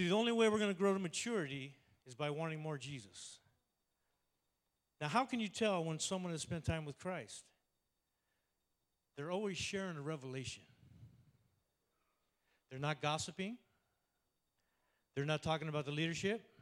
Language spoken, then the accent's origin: English; Oakland, California, United States; I was born in Oakland, okay? I'm Oaktown all the way